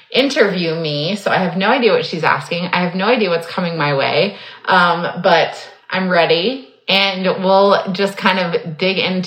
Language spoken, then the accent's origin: English; Texas, United States; now in Florida, United States; born and raised in Texas and now in Florida